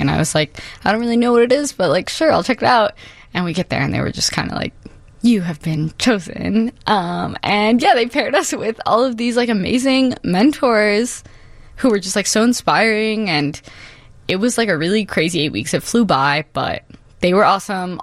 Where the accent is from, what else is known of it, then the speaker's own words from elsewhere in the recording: Chicago, Illinois, United States; born and raised in Humboldt Park, Chicago